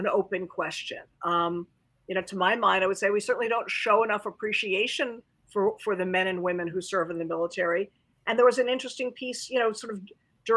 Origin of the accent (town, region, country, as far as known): United States